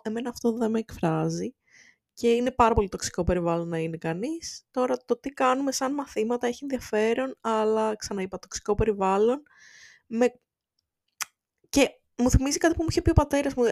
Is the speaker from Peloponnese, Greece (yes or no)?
no; Volos, Thessaly, Greece; είμαι από το Βόλο